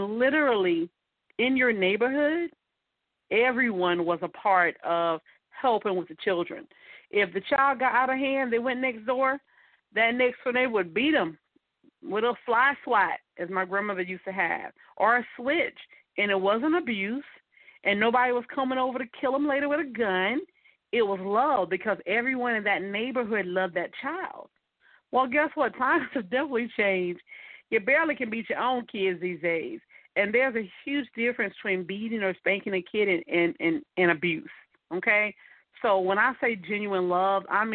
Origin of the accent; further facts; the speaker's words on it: Mullins, South Carolina, United States; moved away; in a small town where I'm from called Mullins, South Carolina